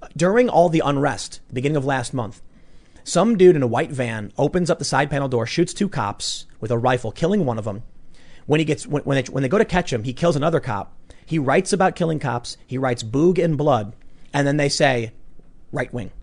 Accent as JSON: {"language": "English", "town": "Chicago", "region": "Illinois", "country": "United States", "tie": "born or raised there", "said": "I grew up in Chicago."}